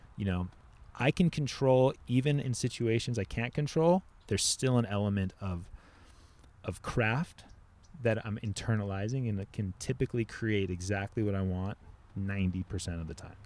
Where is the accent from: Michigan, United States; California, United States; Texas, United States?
California, United States; Laguna Beach; also born or lived in Oxnard; I grew up surfing in Orange County